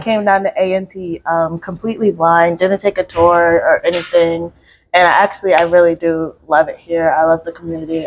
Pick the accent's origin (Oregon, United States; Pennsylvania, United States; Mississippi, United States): Pennsylvania, United States; Philadelphia; moved away as an adult; now in Greensboro, United States; I'm from Philly, so I went to Central